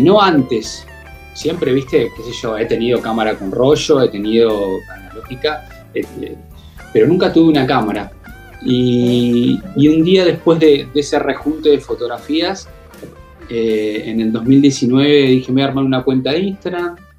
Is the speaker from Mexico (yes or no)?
no; Mar del Plata, Buenos Aires Province, Argentina; yo nací en, Capital Federal, a en, Argentina, ¿no? Eh, en Buenos Aires. Y a los tres años, mis viejos decidieron venirse a vivir a Mar del Plata